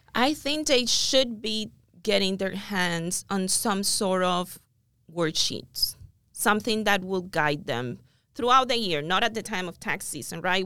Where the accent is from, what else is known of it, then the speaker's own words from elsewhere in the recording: Cuba; moved away as an adult; also born or lived in Miami; now in United States; I'm original from Cuba, came to the United States in two thousand